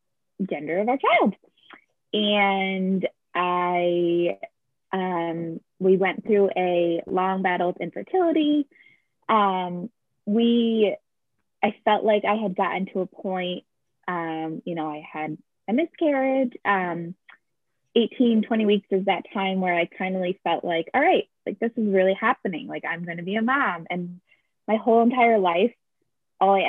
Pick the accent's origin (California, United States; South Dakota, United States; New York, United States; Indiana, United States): New York, United States; Capital District; I grew up in the Capital District and came back here after college